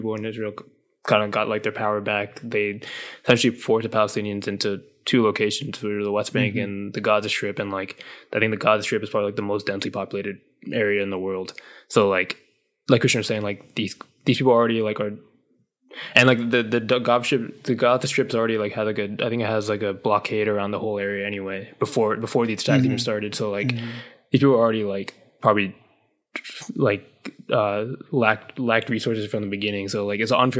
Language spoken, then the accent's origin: English; Sri Lanka; I'm from Sri Lanka